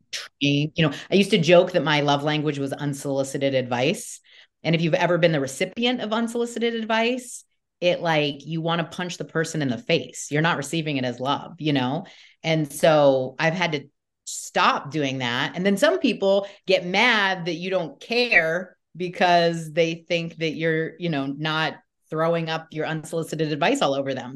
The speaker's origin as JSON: {"language": "English", "town": "Newport Beach", "region": "California", "country": "United States", "tie": "born or raised there", "said": "I grew up in Newport Beach, Um, California"}